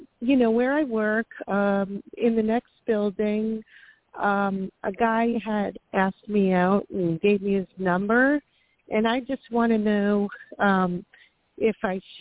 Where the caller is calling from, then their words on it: Florida, United States; Hi, Toni. This is …. It's raining out in Florida.